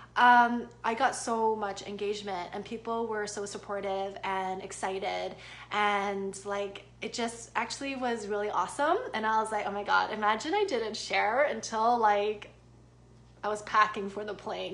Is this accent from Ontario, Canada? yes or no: yes; Toronto, Ontario, Canada; I'm also Canadian. Um, I'm actually from North York, Ontario